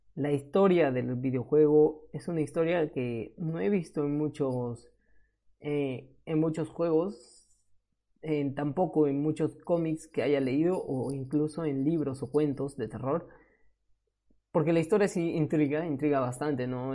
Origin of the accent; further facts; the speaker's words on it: Peru; moved away as an adult; now in Spain; ya no me encuentro en Perú, en mi país de origen, ahora estoy en España